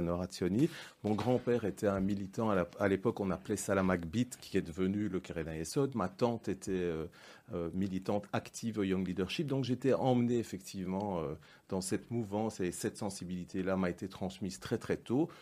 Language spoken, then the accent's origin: French; Brussels, Brussels-Capital Region, Belgium; Je suis né à Bruxelles. Mes parents sont déjà nés à Bruxelles